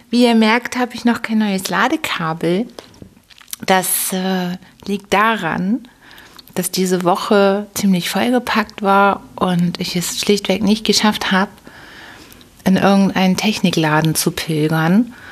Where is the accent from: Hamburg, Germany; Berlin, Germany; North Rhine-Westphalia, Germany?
Hamburg, Germany; da war richtig eine steife Brise bei uns in Hamburg. Und wir Hamburger mögen das aber auch.